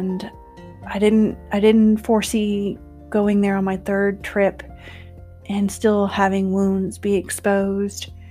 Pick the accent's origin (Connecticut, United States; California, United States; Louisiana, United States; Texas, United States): Texas, United States; moved away as an adult; now in West Texas, United States; I live in West Texas. That's not where I'm originally from. I am from Texas, but not here